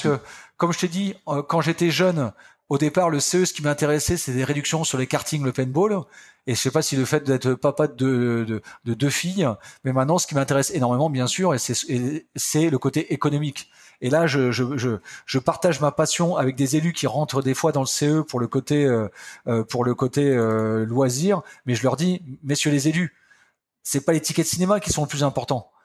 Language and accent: French; Picardy, Hauts-de-France, France; je suis un campagnard, hein, je viens de la Picardie, un petit village de 2000 personnes.